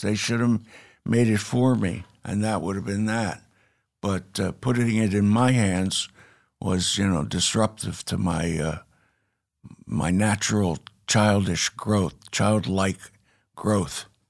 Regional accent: New York City, New York, United States; moved away as an adult; also born or lived in Pittsburgh, Pennsylvania; now in Chattanooga, United States; I hatched in uh, Pittsburgh, Pennsylvania, but moved to New York when I was six

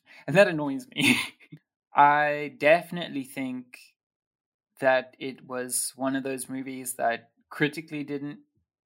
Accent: South Africa; growing up in an Afrikaans town, and then my dad being, like, very South African

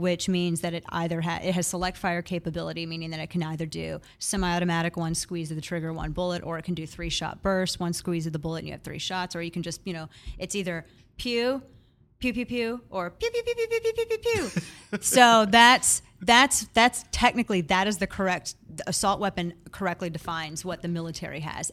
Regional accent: Missouri, United States; now in Texas, United States; my home state is Missouri.

